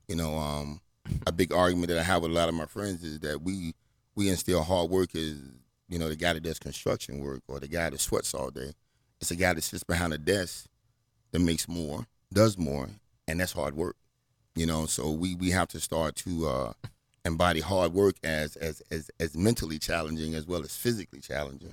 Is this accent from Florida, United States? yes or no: no; Portsmouth, Virginia, United States; also born or lived in Washington, D.C.; I grew up in Virginia